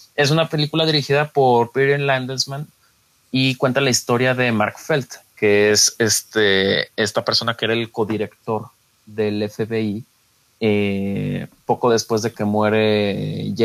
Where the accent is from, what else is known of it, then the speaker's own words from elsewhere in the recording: Mexico; uno como mexicano